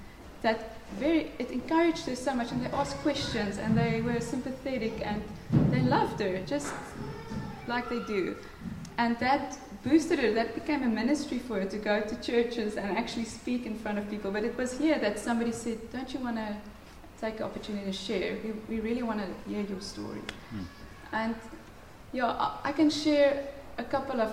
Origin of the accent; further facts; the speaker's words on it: near Pretoria North, Gauteng, South Africa; moved away; I come from Pretoria North, guys. You know, there, it's rough. It's, well, not from Pretoria, just next to Pretoria North.